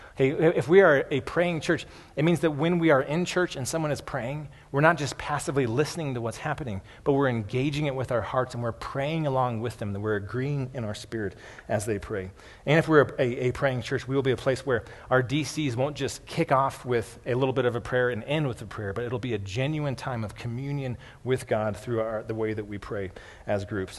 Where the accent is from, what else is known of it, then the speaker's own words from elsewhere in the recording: United States; a lot of American Christians